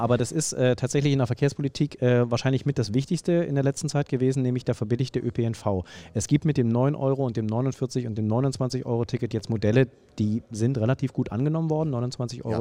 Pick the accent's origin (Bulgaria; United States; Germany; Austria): Germany; the East, East Germany; now in Berlin, Germany; Ich komme äh, aus dem Osten. Ähm, ich bin mit der Straßenbahn äh, groß geworden